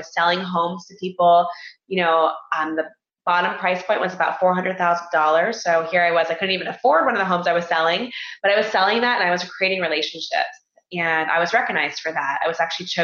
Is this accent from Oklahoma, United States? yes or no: no; Florida, United States; moved away as an adult; I grew up in Florida, graduated from school in Florida, University of Central Florida